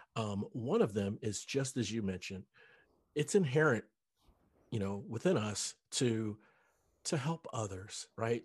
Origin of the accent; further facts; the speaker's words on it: Cincinnati, Ohio, United States; moved away as an adult; also born or lived in North Dallas; now in Dallas, United States; I'm originally from Cincinnati